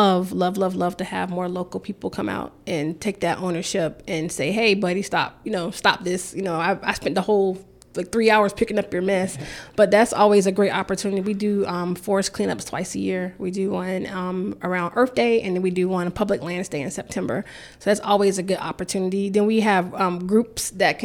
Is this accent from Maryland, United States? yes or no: no; Jacksonville, Florida, United States; my hometown, Jacksonville. So from my perspective, I grew up downtown Jacksonville